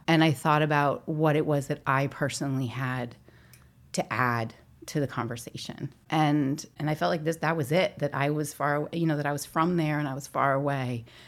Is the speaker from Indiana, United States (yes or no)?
no; St. Louis, Missouri, United States; born or raised there; moved away; also born or lived in Northeast US / New York / New England